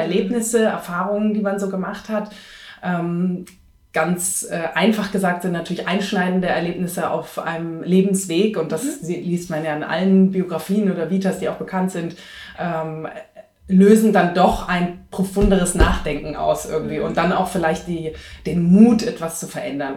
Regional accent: Munich, Bavaria, Germany; also born or lived in Greece; halb Griechin, in Griechenland geboren und in Bayern groß geworden, als Münchner Kindl

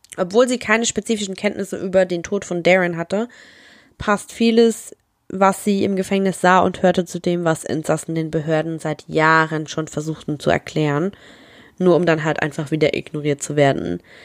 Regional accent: Germany; wir sind aus Deutschland

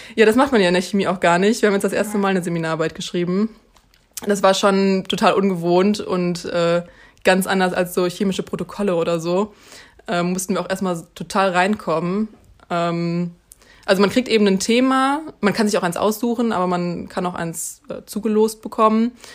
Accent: Münster, North Rhine-Westphalia, Germany; also born or lived in Mainz; ich komme eben aus Münster

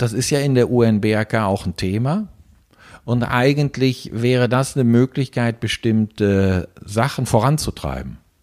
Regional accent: Germany; moved away as an adult; now in Switzerland; Wie man hört, bin ich Deutscher, bin seit 25 Jahren in der Schweiz

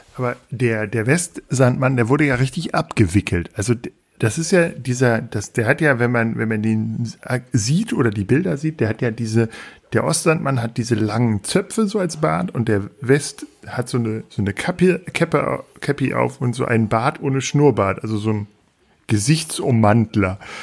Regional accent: Peine, Lower Saxony, Germany; ich bin in Peine aufgewachsen.

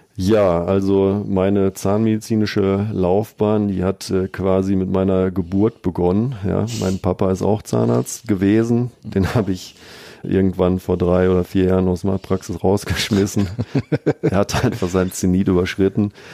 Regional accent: Bielefeld, North Rhine-Westphalia, Germany; also born or lived in Münster / Paderborn; meiner Heimatstadt Bielefeld

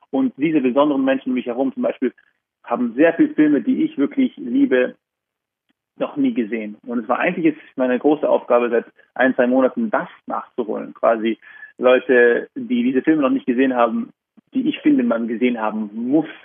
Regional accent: Vorarlberg, Austria; also born or lived in Berlin, Germany / Vienna, Austria; now in Zurich, Switzerland; Vorarlberg, wo ich geboren bin und aufgewachsen bin

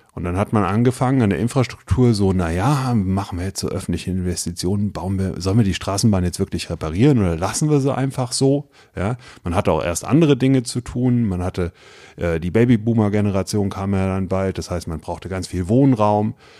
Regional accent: Westerwald, Rhineland-Palatinate, Germany; moved away as an adult; now in Wiesbaden, Germany; ich bin, äh, wie gesagt, aus dem Westerwald nach Wiesbaden gezogen. Das war 99 äh, und äh, habe da angefangen zu studieren

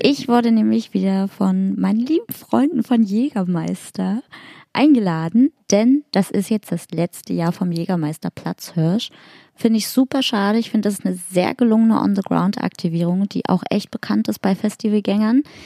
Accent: Hamburg, Germany; moved away; in meiner alten Heimat Hamburg

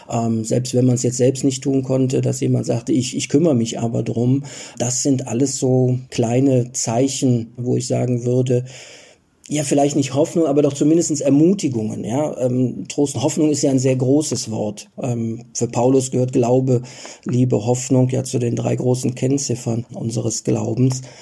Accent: Cologne, North Rhine-Westphalia, Germany; für mich als Deutschen oder für mich als Kölner, also als ich das das erste Mal gesehen habe, äh, absolut unvorstellbar.

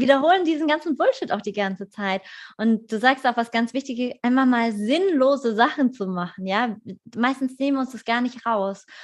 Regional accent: Vogelsberg, Hesse, Germany; moved away; das ist äh, äh, meine alte Heimat, von Frankfurt so eine Stunde entfernt

